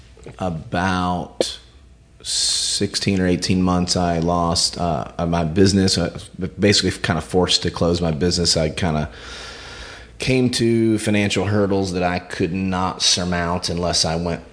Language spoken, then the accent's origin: English; Gastonia, North Carolina, United States; also born or lived in Wilmington, North Carolina; I grew up in Gastonia, North Carolina